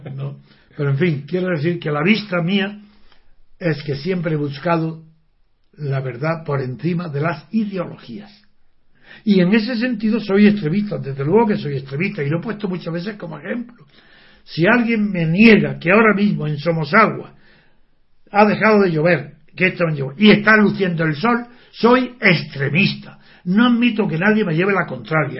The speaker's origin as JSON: {"language": "Spanish", "country": "Spain", "said": "soy europeo, porque tengo conciencia de que pertenezco a España"}